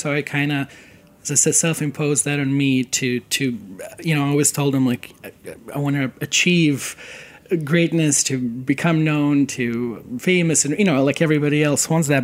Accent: Serbia; moved away as an adult; now in United States; I come from Serbia and I grew up during the very uh, turbulent

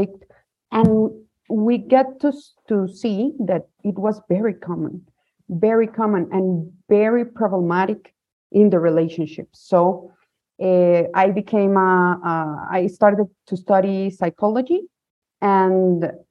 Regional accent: Guatemala; I'm from Guatemala. I grew up here

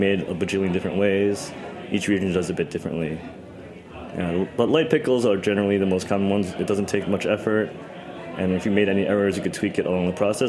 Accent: New York, United States; also born or lived in Taiwan; I've pretty much spent most of my life in New York. I was born in Taiwan, but I moved here when I was 3

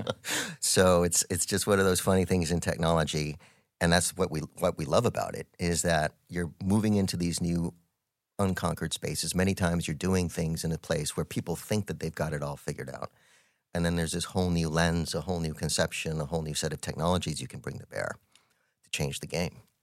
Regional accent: Albuquerque, New Mexico, United States; I am born and raised in Albuquerque, New Mexico, one of five kids.

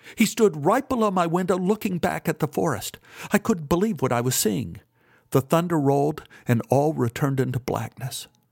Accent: Dallas, Texas, United States; when I was growing up in Oak Cliff.

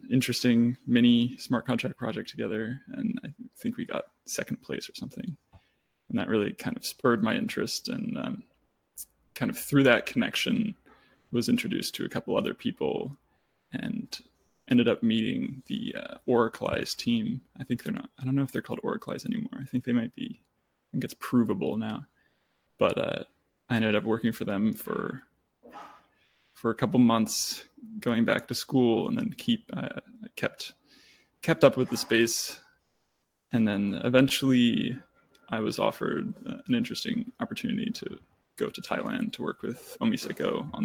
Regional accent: Germany; born there

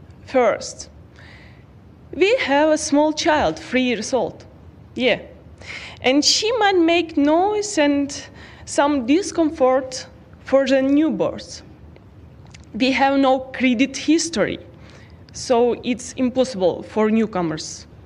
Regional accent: Kharkiv, Kharkiv Oblast, Ukraine; English is a second language; moved away as an adult; now in Calgary, Canada; I'm from Kharkiv, Ukraine. I'm arrived in Canada to Calgary 3 months ago.

